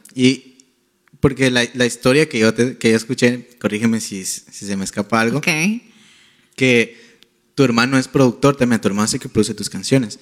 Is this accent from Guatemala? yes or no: yes; Guatemala; Yo soy de Guatemala